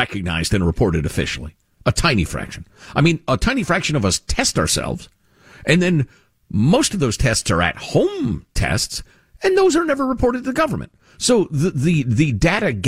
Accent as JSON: {"language": "English", "town": "Chicago", "region": "Illinois", "country": "United States", "tie": "born or raised there", "said": "I grew up with this in Chicago"}